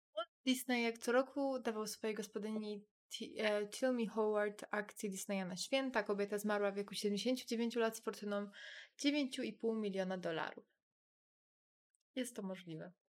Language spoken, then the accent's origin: Polish; near the Czech border, Silesian Voivodeship, Poland; Mój rodzinny dom jest dwadzieścia minut od Czech